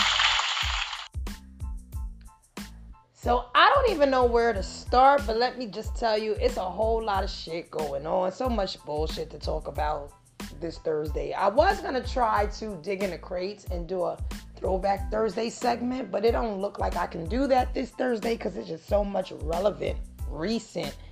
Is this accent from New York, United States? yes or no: yes; New York, United States; since I am from New York